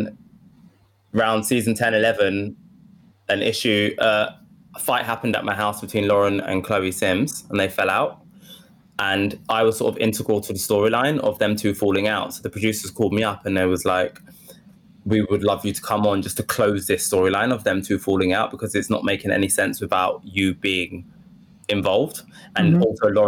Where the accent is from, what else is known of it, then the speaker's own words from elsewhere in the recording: Woodford, London, United Kingdom; accent: Essex; Yeah, I grew up in Woodford. But I think I just trained myself to lose the Essex accent.